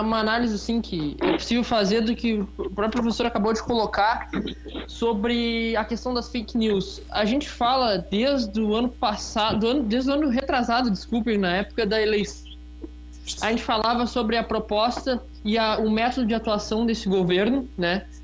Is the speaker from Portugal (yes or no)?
no; Rio Grande, Rio Grande do Sul, Brazil; aqui perto na cidade de Rio Grande, na verdade, minha cidade natal